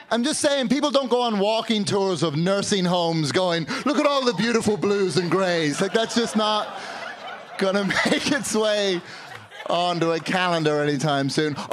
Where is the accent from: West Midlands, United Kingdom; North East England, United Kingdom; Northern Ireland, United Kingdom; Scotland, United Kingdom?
Northern Ireland, United Kingdom; also born or lived in London; now in Chicago, United States; I've lived here in Chicago for about 13 years, but I grew up in Northern Ireland and London, so now I have this stupid friggin' accent.